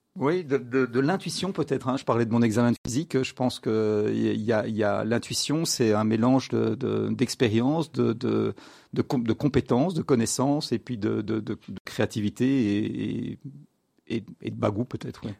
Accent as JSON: {"language": "French", "town": "Brussels", "region": "Brussels-Capital Region", "country": "Belgium", "tie": "born or raised there", "said": "je grandis à Bruxelles"}